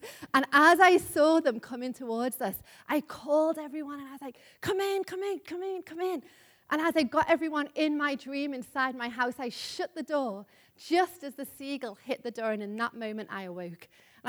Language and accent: English; Liverpool, North West England, United Kingdom; you may know I'm from Liverpool, if you haven't been already able to tell. But a number of years ago when I was living in Liverpool